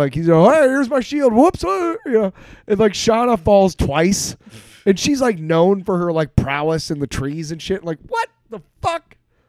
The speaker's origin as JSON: {"language": "English", "town": "Bismarck", "region": "North Dakota", "country": "United States", "tie": "born or raised there", "said": "I grew up in North Dakota"}